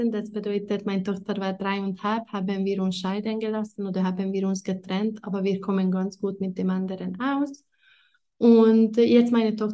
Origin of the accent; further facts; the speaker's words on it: Hungary; moved away as an adult; now in Italy; ich war 19 oder 20 und ich komme ursprünglich aus Ungarn